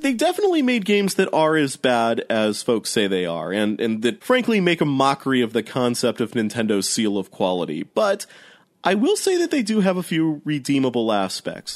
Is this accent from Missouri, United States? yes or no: yes; St. Louis, Missouri, United States; I grew up in St. Louis